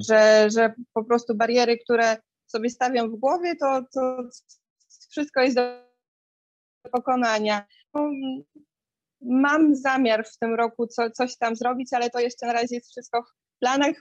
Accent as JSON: {"language": "Polish", "town": "Białystok", "region": "Podlaskie Voivodeship", "country": "Poland", "said": "w Białymstoku, jestem z Białego Stoku"}